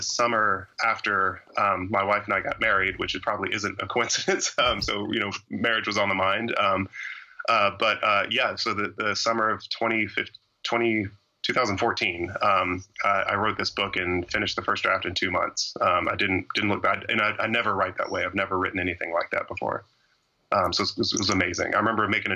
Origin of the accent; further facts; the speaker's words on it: Georgia, United States; I'm from Georgia, and my family's from Georgia going back, you know, generations